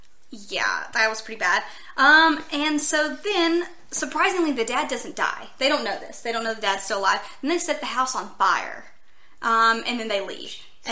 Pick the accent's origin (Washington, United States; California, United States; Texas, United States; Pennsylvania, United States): Texas, United States; near Emory; moved away; this one is actually really close to my hometown, and it's in a little town called Emory, which is about less than an hour from where I lived